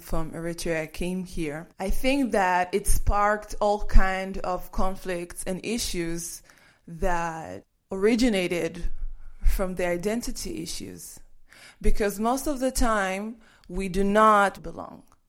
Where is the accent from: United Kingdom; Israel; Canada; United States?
Israel; Kiryat Gat, Southern District; when people called me names when I was growing up in Kiryat Gat